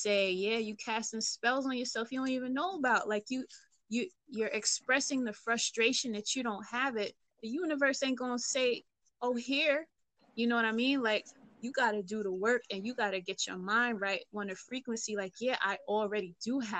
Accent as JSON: {"language": "English", "town": "New York City", "region": "New York", "country": "United States", "said": "I'm from East Flatbush."}